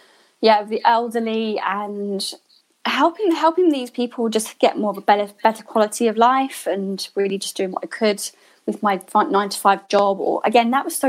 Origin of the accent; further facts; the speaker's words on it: Hertfordshire, East of England, United Kingdom; moved away as an adult; also born or lived in Enfield, London / Bristol; now in London, United Kingdom; I was born in Enfield in London. So lived in Hertfordshire for most of my life up till my 20s.